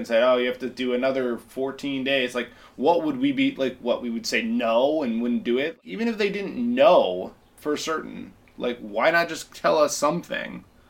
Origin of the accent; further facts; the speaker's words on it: United States; now in Shanghai, China; I'm from America.